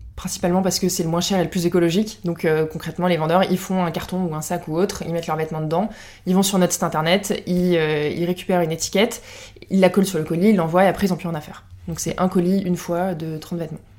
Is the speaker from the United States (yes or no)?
no; Lorraine, Grand Est, France; moved away as an adult; now in Paris, France; je viens de Lorraine, mais je suis à Paris depuis une bonne dizaine d'années maintenant